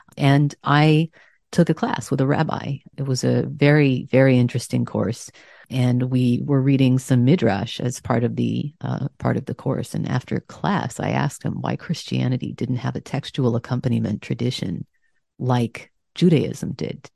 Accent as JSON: {"language": "English", "region": "Texas", "country": "United States", "tie": "born or raised there", "also_born_or_lived": "Massachusetts", "moved": "yes", "said": "I was raised in Texas"}